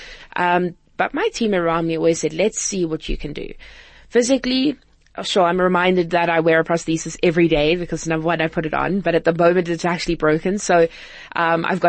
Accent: Cape Town, Western Cape, South Africa; it's home. It's where I grew up.

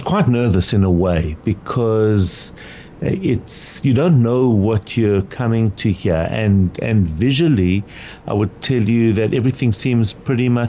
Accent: South Africa; being South African in Israel

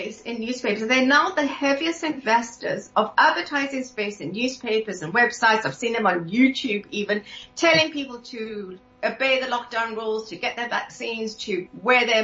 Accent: South Africa; growing up in South Africa

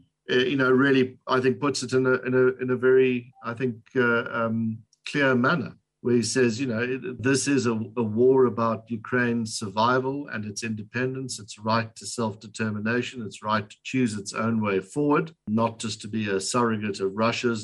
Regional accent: South Africa; I say this as a South African

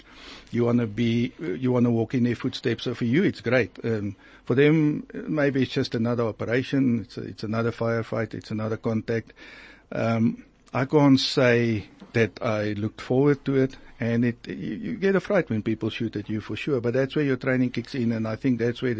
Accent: Free State, South Africa; I grew up in the Free State

